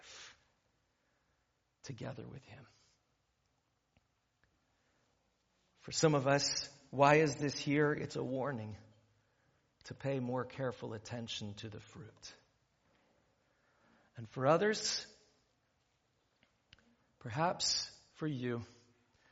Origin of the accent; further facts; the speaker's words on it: Ventura County, California, United States; I grew up in Ventura County